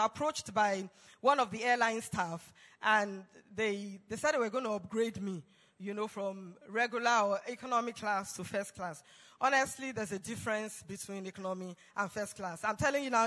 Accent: Nigeria; I was from Nigeria

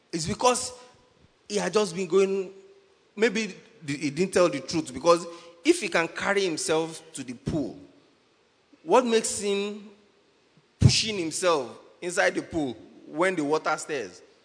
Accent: Nigeria; I'm a Nigerian now.

